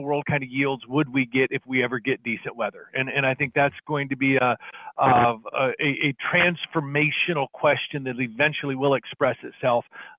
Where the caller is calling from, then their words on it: Ames, Iowa, United States; Ames, Iowa, kind of the garden spot of everything agriculture here.